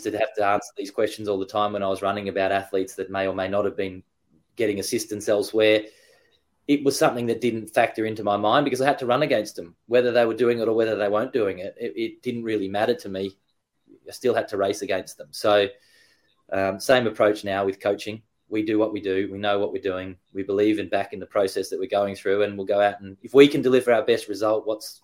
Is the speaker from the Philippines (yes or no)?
no; Frankston, Victoria, Australia; I'm from Australia, born in Frankston